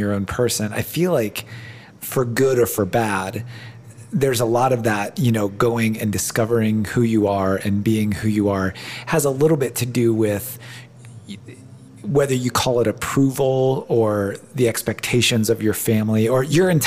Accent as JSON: {"language": "English", "region": "Ohio", "country": "United States", "moved": "yes", "said": "I'm from Ohio, and I love living out here, but I'm far from my family"}